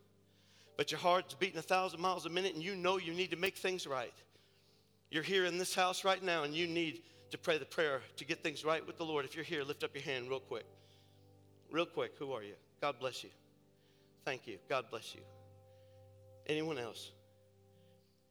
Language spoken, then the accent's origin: English; north of Cincinnati, Ohio, United States; I'm from up north of Cincinnati.